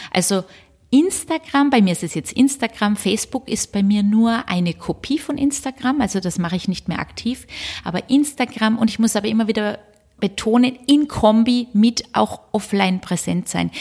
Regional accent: Southern Germany, Germany; moved away; Ich komme aus Süddeutschland

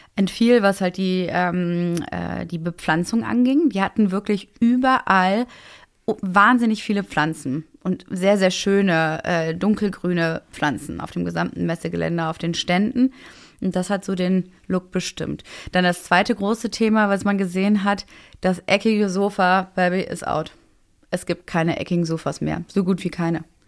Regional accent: Berlin, Germany; als äh, Berlinerin

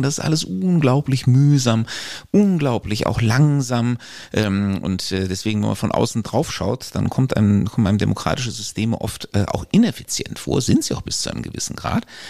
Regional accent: Germany; als Deutscher geboren

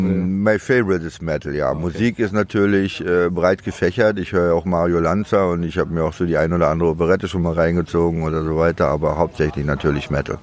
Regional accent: Demmin, Mecklenburg-Vorpommern, Germany; also born or lived in Chemnitz / Düsseldorf; now in Berlin, Germany; geboren in Demmin und aufgewachsen und habe aber 77 äh, MacPom verlassen und bin nach Chemnitz gezogen

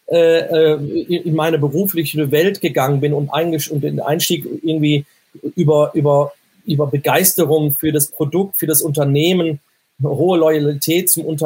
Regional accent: North Rhine-Westphalia, Germany; mein Naturell, ich bin ja aus, ein Kind des Ruhrgebiets und bin sag mal, stets positiv, halbvolles Glas.

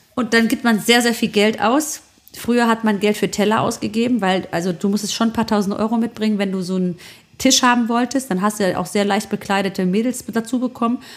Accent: Germany; bei uns in Deutschland

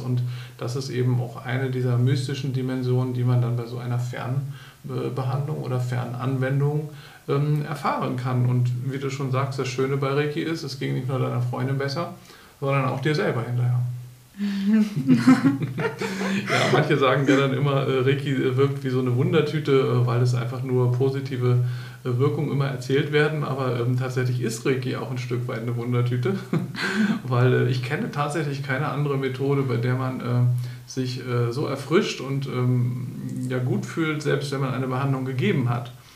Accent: Bremen, Germany; now in Berlin, Germany; in Bremen, in meiner Heimatstadt

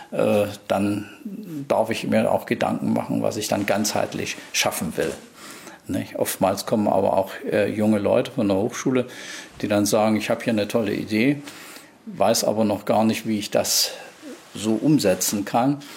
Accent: East Germany, Germany; Ich bin ja praktisch äh, in Ostdeutschland äh, groß geworden.

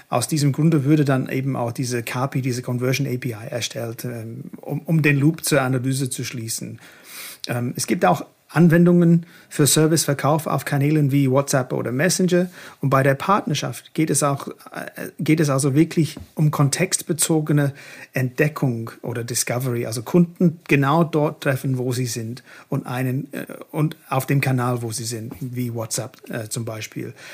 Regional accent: Hamburg, Germany; Ja, als Hamburger würde

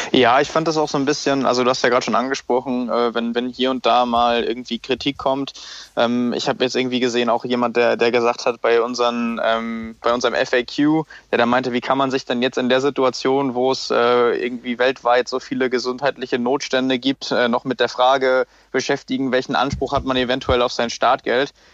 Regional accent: Lübeck, Schleswig-Holstein, Germany; moved away as an adult; now in Hamburg, Germany; nach Lübeck in meiner Heimat

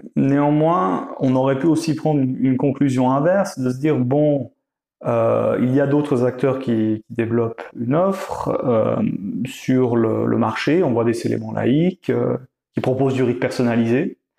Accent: Vaud, Switzerland; je viens plutôt du canton de Vaud

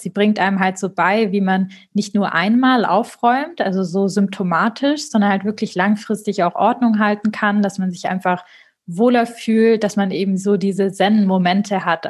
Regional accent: Marbach am Neckar, Baden-Württemberg, Germany; moved away; also born or lived in Stuttgart / Munich; aus Marbach am Neckar

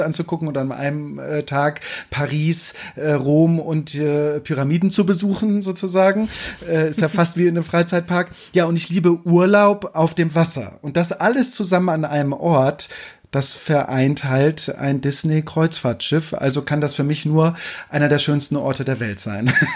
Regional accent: Kiel, Schleswig-Holstein, Germany; ich komme aus Kiel, also von der Ostsee. Mein Vater war bei der Marine, das heißt, ich hatte auch als Kind immer äh, wieder Bezug äh, zu Schiffen

